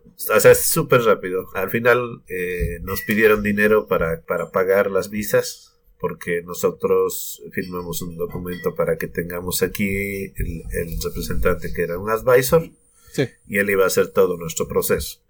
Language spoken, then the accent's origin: Spanish; Sucre, Chuquisaca, Bolivia; moved away as an adult; now in New Zealand; yo soy de Bolivia, de la capital, que es Sucre. De allá somos con mi familia. Mm, hemos estado viviendo allá siempre.